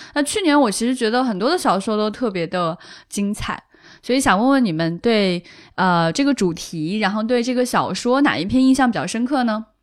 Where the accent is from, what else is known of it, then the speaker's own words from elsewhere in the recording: China; 我们中国人